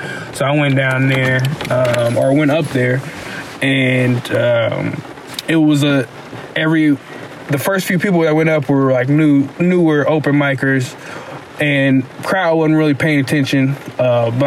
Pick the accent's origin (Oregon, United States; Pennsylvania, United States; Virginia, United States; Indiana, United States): Indiana, United States; Muncie